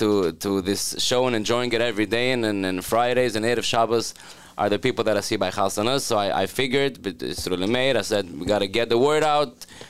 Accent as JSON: {"language": "English", "country": "United States", "said": "I'm from an even more Hasidic community, but because I'm an American"}